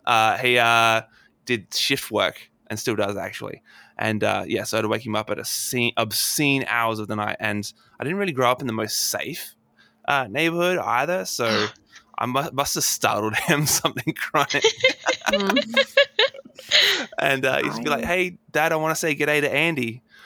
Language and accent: English; Adelaide, South Australia, Australia; my hometown. Uh, oh. In, uh, here in Adelaide